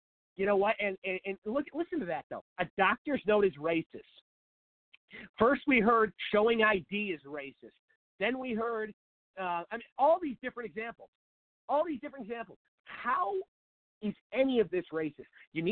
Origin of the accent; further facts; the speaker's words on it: Seattle, Washington, United States; moved away as an adult; now in Phoenix, United States; I'm from Seattle